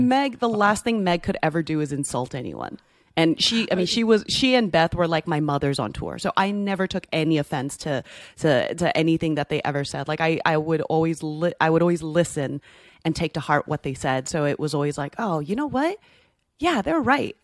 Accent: United States; as an American

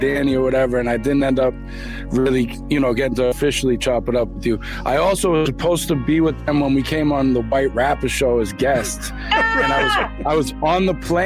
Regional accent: Boston, Massachusetts, United States; I'm from Boston, Dorchester originally. I moved around a lot all over the city as a kid

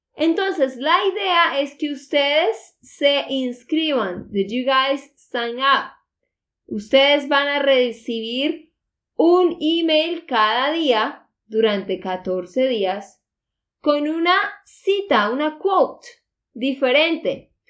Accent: Santander, Colombia; de Santander, Colombia

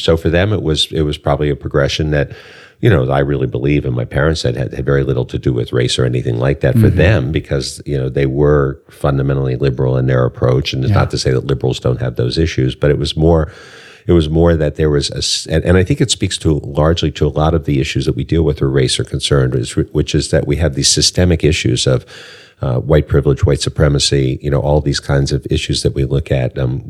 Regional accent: Washington, District of Columbia, United States; also born or lived in Silver Spring, Maryland; I was born in D.C., actually. Where? I grew up in Northeast, in Riggs Park. And my parents moved out to Silver Spring in 1960 when the neighborhoods were changing.

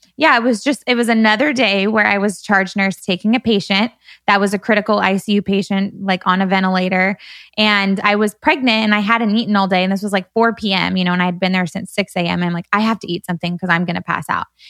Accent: Bakersfield, California, United States; moved away as an adult; now in Newport Beach, United States; growing up in Bakersfield

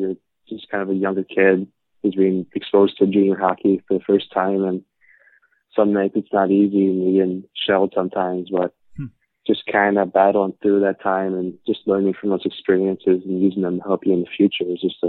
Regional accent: South Lyon, Michigan, United States; Yeah, so I grew up in South Lyon, Michigan. I've lived here almost my whole life, and it's located 20 minutes from Plymouth, where the USHL is.

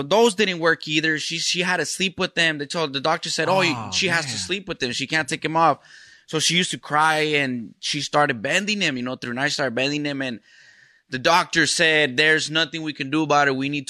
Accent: Burien, Washington, United States; also born or lived in Los Angeles / Mexico; When I was 2 years old, I came out here to Seattle, lived in Burien.

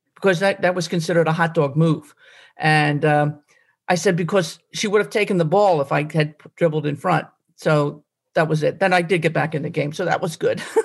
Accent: Glenolden, Pennsylvania, United States; I grew up in Glen Olden and uh, over Briarcliff

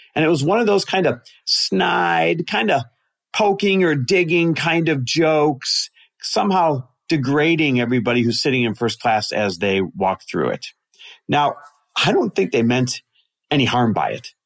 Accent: Midwest, United States; growing up in the Midwest the way that we both did

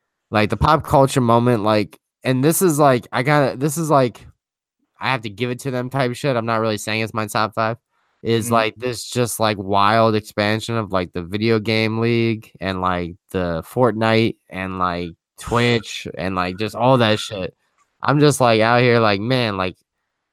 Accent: New York, United States; we're both from New York

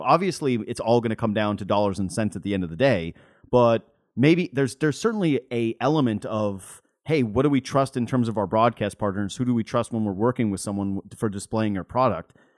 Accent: Whitehorse, Yukon, Canada; now in Ontario, Canada; I'm from White Horse Yukon

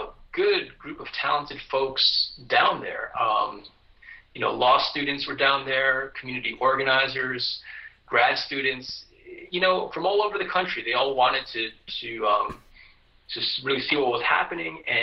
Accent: New York, United States; moved away as an adult; now in Austin, United States; I'm a New Yorker

